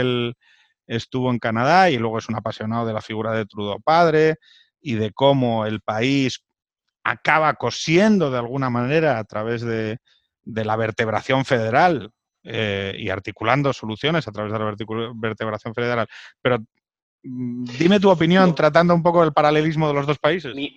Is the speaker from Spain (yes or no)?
yes; Spain; soy español